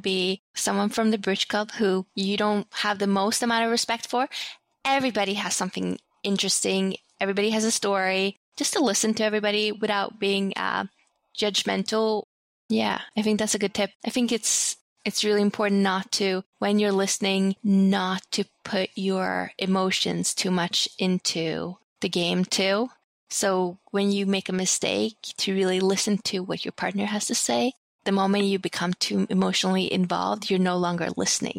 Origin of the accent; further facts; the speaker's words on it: Sweden; moved away; growing up in Sweden